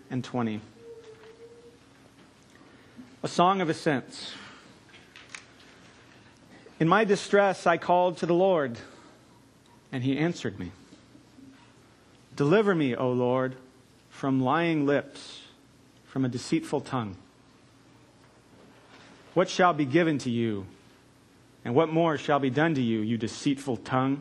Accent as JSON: {"language": "English", "region": "California", "country": "United States", "also_born_or_lived": "St Andrews, Scotland", "moved": "yes", "lives_now": "Texas, United States", "said": "being originally from California, when I have to admit to Texans that I am Californian"}